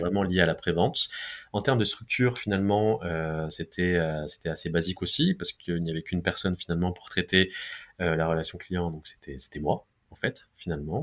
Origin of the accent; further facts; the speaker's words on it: Besançon, Bourgogne-Franche-Comté, France; now in Paris, France; je suis originaire de la ville de Besançon